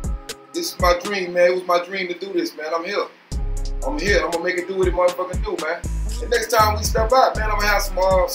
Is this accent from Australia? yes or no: no; Liberia; I'm from Hollywood, Liberia. Growed up, born and raised, man, Kingston, Money Corner. The first Money Corner, they got this new Liberia down or not, but I'm from the old Liberia, man.